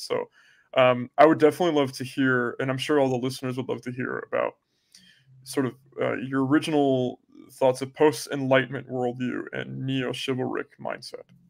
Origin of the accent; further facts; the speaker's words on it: United States; I am American.